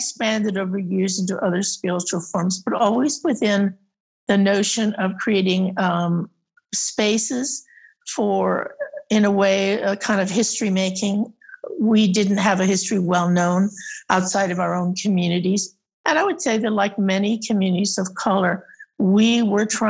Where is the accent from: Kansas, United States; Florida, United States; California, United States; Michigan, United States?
California, United States; Santa Clara Valley; I was raised in the Santa Clara Valley before there was anything like Silicon Valley